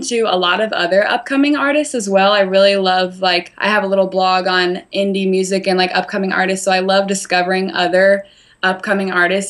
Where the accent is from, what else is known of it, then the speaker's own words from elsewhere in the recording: the South, United States; I am from the South, but I wouldn't declare myself a Southern girl by any means.